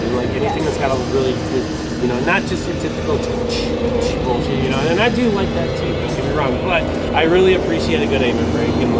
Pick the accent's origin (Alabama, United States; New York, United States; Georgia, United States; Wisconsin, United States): Wisconsin, United States; I'm from Wisconsin.